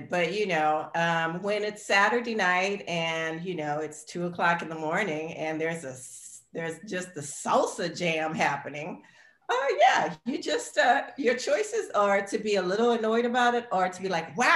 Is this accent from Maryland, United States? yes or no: no; New Orleans, Louisiana, United States; now in New York City, United States; I was born in New Orleans, Louisiana. And that's where I grew up